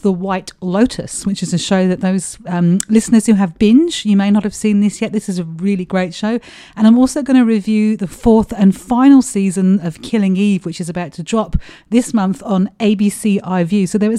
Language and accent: English; United Kingdom; now in Melbourne, Australia; being British